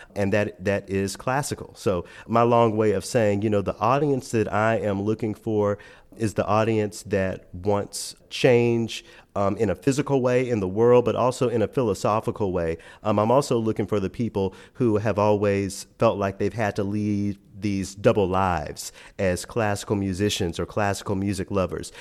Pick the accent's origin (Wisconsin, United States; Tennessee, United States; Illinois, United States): Tennessee, United States; Memphis; moved away; my hometown of Memphis